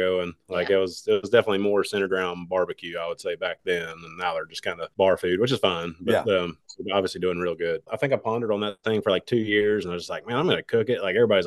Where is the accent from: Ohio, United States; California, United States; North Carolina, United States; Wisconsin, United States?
North Carolina, United States; Statesville; I grew up in Statesville, which is just north of Charlotte.